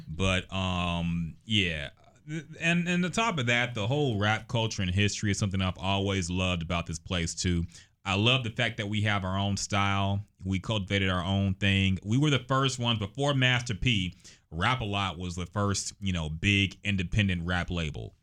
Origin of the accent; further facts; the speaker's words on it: Houston, Texas, United States; also born or lived in Austin / Corpus Christi; growing up in Houston all my life